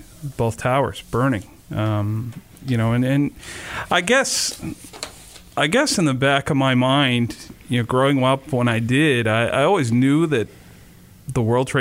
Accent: Warwick, Rhode Island, United States; I grew up in Warwick, and I lived in a house that was about three or four streets from the airport

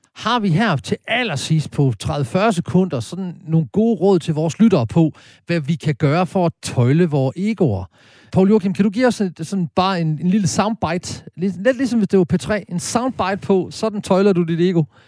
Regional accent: Horsens, Central Denmark Region, Denmark; i Klosterkirken i Horsens, der hvor jeg stammer fra

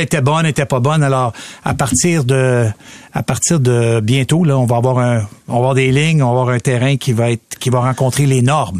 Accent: Quebec City, Quebec, Canada; moved away; j'ai grandi à Québec, puis j'étais lanceur dans notre équipe

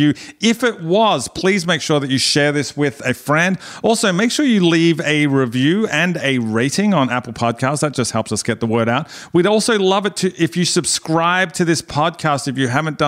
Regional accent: Australia; I'm Australian and this is how I talk

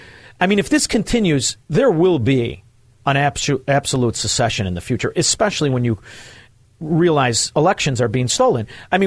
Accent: Chicago, Illinois, United States; as a Chicagoan

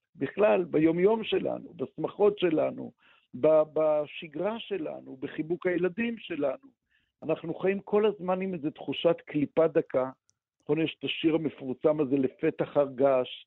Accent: Israel; אני גדלתי פה

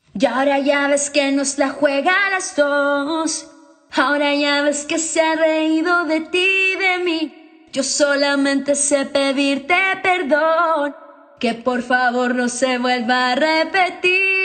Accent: Santiago, Santiago Metropolitan Region, Chile; Nací en Santiago y me crié con mi abuela materna

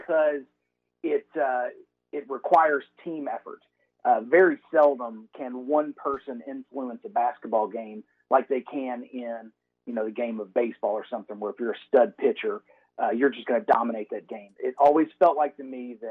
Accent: Louisville, Kentucky, United States; moved away as an adult; grew up in Louisville, Kentucky, ended up back in Louisville, Kentucky for the past couple of years where we are raising our family.

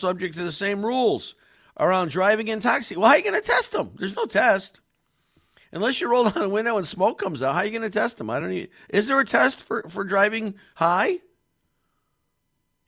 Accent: Meriden, Connecticut, United States; Meriden, the Silver City, my hometown

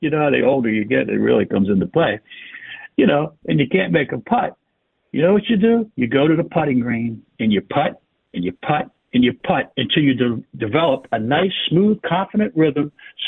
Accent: Bowie, Maryland, United States; he's coming from right down the street, my hometown, Bowie, Maryland. You know, I thought about visiting my mom and walking over to his house

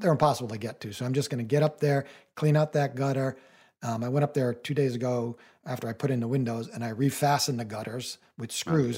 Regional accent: New England, United States; I live in New England and I grew up in New England

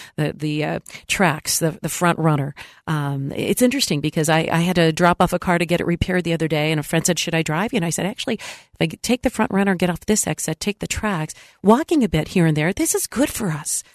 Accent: San Diego, California, United States; moved away; I was in my hometown, San Diego

